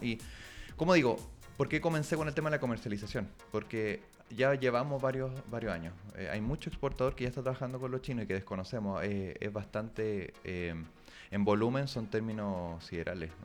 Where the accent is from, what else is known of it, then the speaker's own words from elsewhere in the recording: Chile; moved away as an adult; also born or lived in China; Uno también como chileno, como medio extranjero, eh, occidental